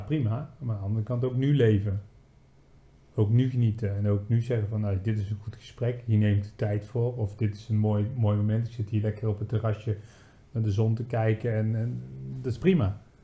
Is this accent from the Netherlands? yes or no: yes; Netherlands; moved away; als Nederlanders